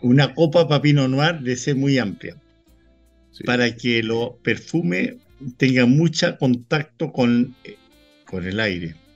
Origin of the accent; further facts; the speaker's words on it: Chile; yo, como chileno